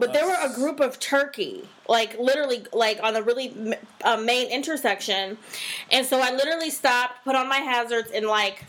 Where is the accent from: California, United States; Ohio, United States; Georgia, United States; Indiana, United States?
Ohio, United States; we're from Ohio